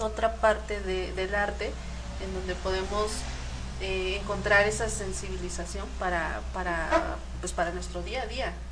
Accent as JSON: {"language": "Spanish", "country": "Mexico", "said": "Nosotros como mexicanos"}